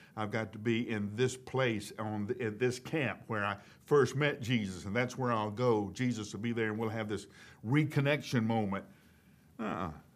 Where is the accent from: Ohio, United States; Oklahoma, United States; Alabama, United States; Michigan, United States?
Alabama, United States; Huntsville; also born or lived in Birmingham, Alabama; I grew up in Huntsville, Alabama